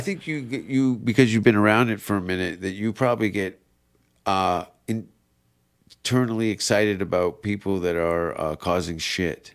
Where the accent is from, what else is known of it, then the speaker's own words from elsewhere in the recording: Canada; moved away; as a Canadian